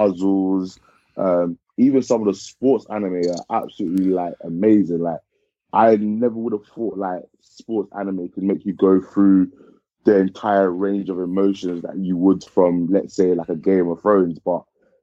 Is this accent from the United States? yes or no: no; Ghana; moved away; I am from Ghana originally